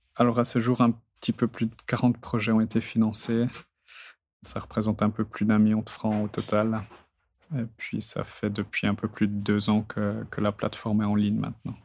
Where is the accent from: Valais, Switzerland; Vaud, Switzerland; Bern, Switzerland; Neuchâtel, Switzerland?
Neuchâtel, Switzerland; je viens du canton de Neuchâtel. Mes parents sont agriculteurs, donc j'ai toujours vécu euh, dans ce milieu-là étant petit, donc euh, à la campagne